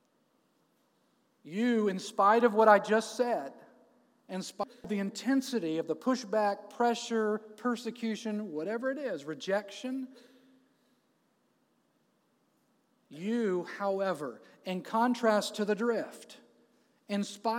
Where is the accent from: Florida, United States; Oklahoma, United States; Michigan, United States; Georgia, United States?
Florida, United States; Jacksonville; moved away as an adult; now in Atlanta, United States; my hometown